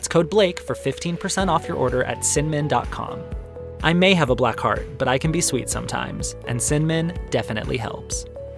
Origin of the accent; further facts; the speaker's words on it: Arizona, United States; growing up in Arizona